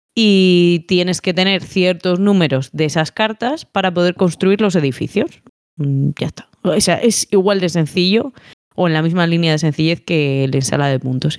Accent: Palencia, Castile and León, Spain; soy de Palencia

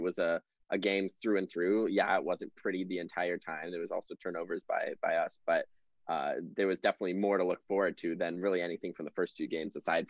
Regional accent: Colorado, United States; moved away; born and raised in Colorado.

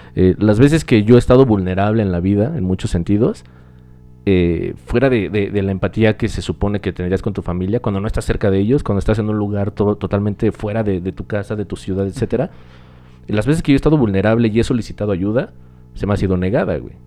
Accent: Mexico; México, discúlpenme si piensan que odio mi país

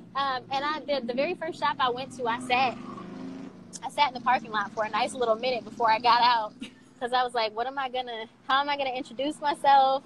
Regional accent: Saginaw, Michigan, United States; moved away as an adult; also born or lived in Fort Wayne, Indiana; now in Cincinnati, United States; Saginaw, Michigan is is my hometown

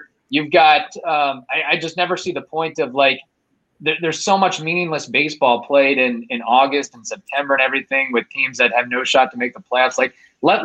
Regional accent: Louisville, Kentucky, United States; growing up in Louisville

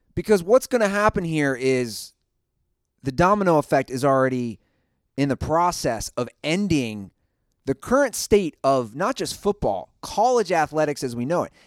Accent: Ohio, United States; my home state

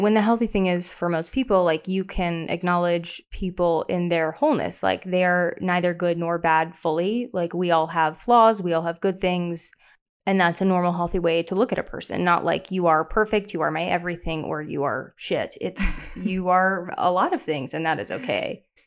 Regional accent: the South, United States; I'm from the South

